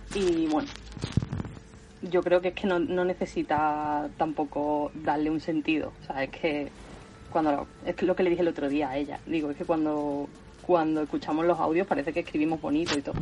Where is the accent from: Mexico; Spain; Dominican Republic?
Spain; Seville, Andalusia; now in Córdoba, Spain; vivo en Córdoba, pero soy de Sevilla, andaluza